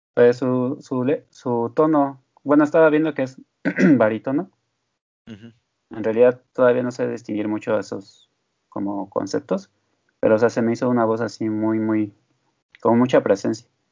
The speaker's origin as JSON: {"language": "Spanish", "country": "Mexico", "said": "siendo mexicano"}